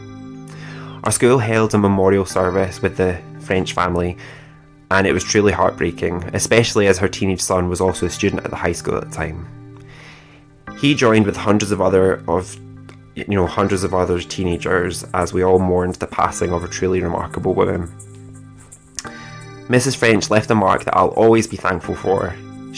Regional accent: Scottish countryside, Scotland, United Kingdom; the boredom of adolescence growing up in the Scottish countryside

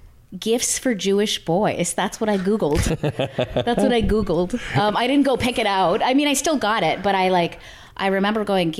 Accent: Nova Scotia, Canada; I'm from Nova Scotia, Canada.

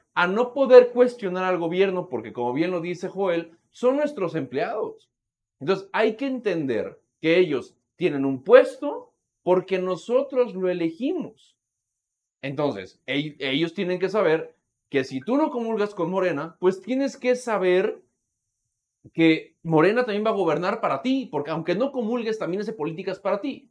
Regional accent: Mexico; como mexicanos

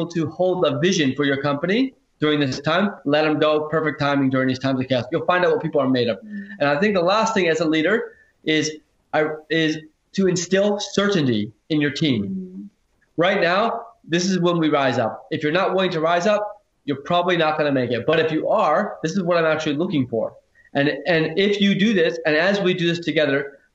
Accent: Silicon Valley, California, United States; also born or lived in Hawaii; now in Australia; I'm originally from Silicon Valley, which is the United States, and originally born in Hawaii, then moved to Silicon Valley

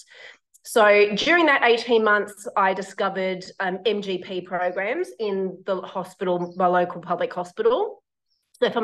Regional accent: Sydney, New South Wales, Australia; moved away as an adult; now in Brisbane, Australia; So I used to live in Sydney. I'm originally from Sydney.

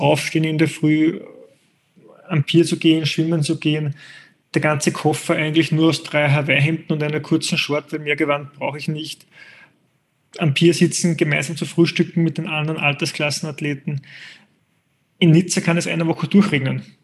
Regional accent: Austria; als Österreicher kenne ich die österreichische Zielgruppe der Triathleten

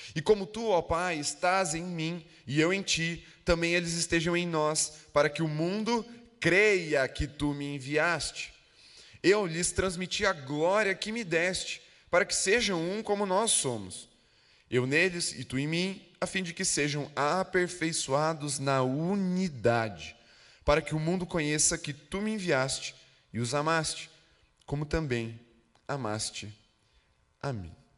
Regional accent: Brazil; Nós somos brasileiros, então a gente tem um, um certo senso de pertencimento por causa da nossa origem. Nascemos no Brasil

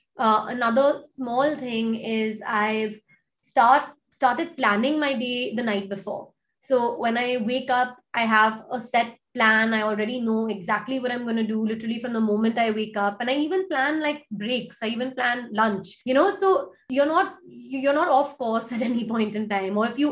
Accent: India; I grew up partly in India, partly outside of India. I wanted to build something in my country, right?

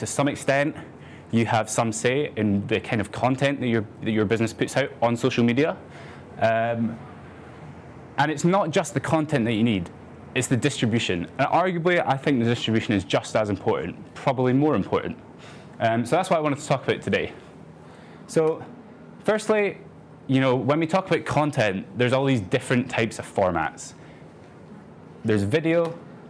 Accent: Edinburgh, Scotland, United Kingdom; I'm 23. I'm from Edinburgh.

